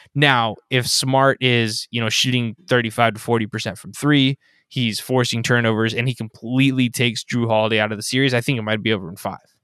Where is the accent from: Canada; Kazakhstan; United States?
United States; Orange County, California; I grew up in Orange County, the home of the Fairweather fan